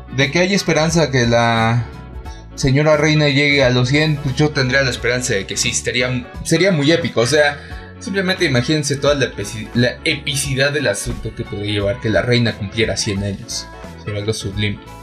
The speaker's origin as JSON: {"language": "Spanish", "region": "Mexico City", "country": "Mexico", "said": "Seguimos siendo todos chilangos"}